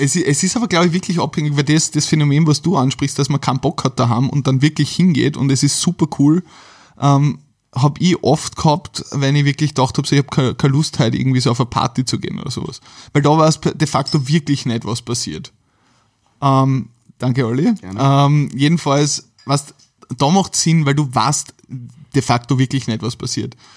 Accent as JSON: {"language": "German", "region": "Carinthia", "country": "Austria", "moved": "yes", "lives_now": "Vienna, Austria", "said": "ich komme ja eigentlich ursprünglich aus Kärnten"}